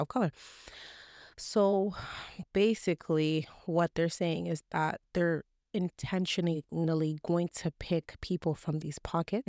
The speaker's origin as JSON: {"language": "English", "country": "Canada", "also_born_or_lived": "Toronto", "said": "I'm just as Canadian as you"}